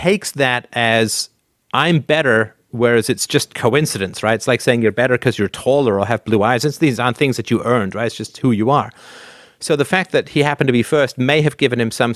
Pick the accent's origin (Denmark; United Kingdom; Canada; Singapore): Canada; I say this as a Canadian